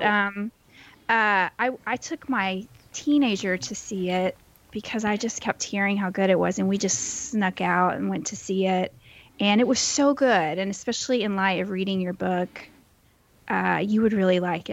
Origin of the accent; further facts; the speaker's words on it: Texas, United States; I'm a Texan